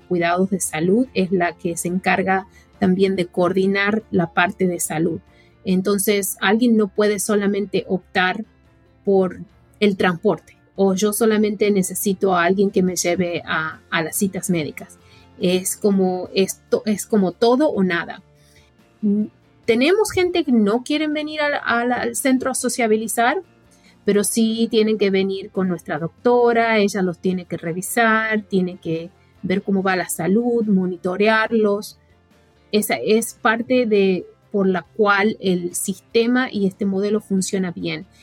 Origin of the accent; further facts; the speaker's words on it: Argentina; now in United States; yo crecí en Argentina